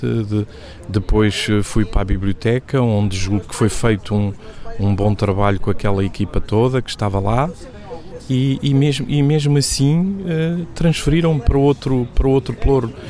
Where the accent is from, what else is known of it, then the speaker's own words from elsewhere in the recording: Guarda, Portugal; moved away as an adult; now in Lisbon, Portugal; a Guarda foi a cidade onde eu cresci, onde vivi eh, durante 57 anos